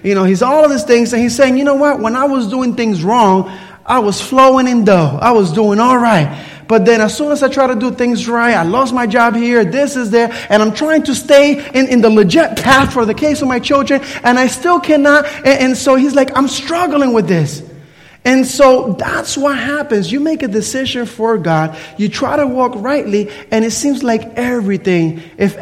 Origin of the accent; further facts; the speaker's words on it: Puerto Rico; I grew up in Puerto Rico